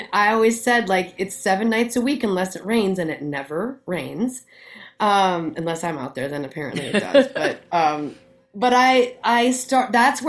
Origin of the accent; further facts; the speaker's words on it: Scranton, North Dakota, United States; now in Minneapolis, United States; I grew up in Scranton